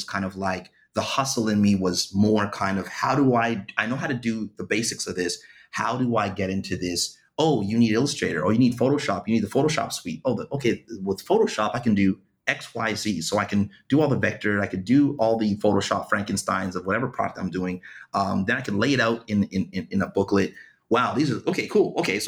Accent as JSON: {"language": "English", "town": "Ottawa", "region": "Ontario", "country": "Canada", "tie": "born or raised there", "said": "I grew up in a small little place, west side of Ottawa, called Bayshore."}